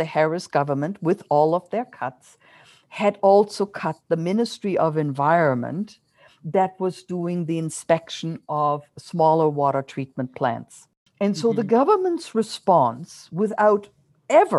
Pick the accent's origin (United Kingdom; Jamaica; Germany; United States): Germany; now in Canada; I grew up my childhood in Germany